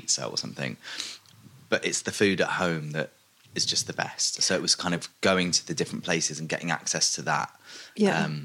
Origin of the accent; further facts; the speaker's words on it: London, United Kingdom; I was born in West London